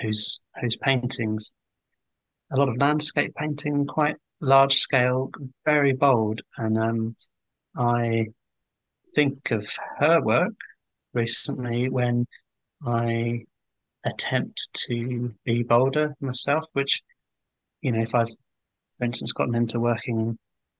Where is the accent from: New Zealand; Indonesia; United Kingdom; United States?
United Kingdom; England; I'm English. I'm 43.